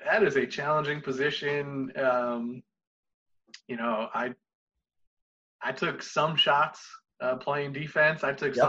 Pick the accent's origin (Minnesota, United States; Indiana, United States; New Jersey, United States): New Jersey, United States; Toms River; I grew up in Toms River, New Jersey, known for Toms River, Toms River Little League baseball